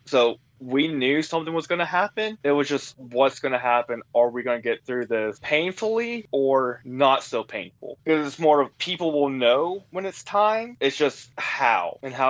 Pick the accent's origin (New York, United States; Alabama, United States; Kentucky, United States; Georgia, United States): Georgia, United States; And from growing up in Georgia, learning about the Civil War, absolutely loving history